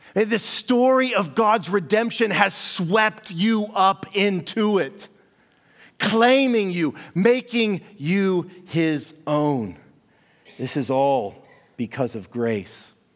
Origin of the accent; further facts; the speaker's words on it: Kansas City, Missouri, United States; moved away; I was born and raised in Kansas City, Missouri